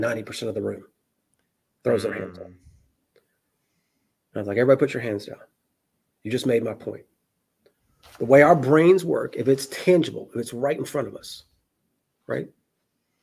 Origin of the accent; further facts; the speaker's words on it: Memphis, Tennessee, United States; I'm a redneck from Memphis, Tennessee.